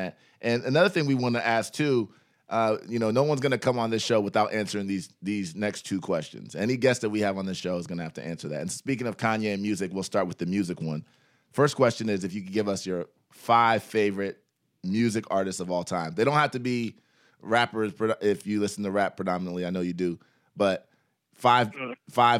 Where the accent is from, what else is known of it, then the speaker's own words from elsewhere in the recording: Columbus, Ohio, United States; also born or lived in New York; I was born and raised in Columbus